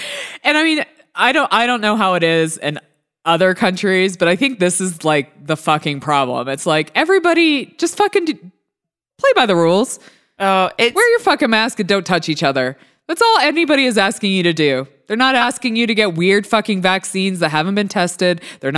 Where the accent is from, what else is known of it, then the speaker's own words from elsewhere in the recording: New York, United States; And as a New Yorker, she should be fucking embarrassed.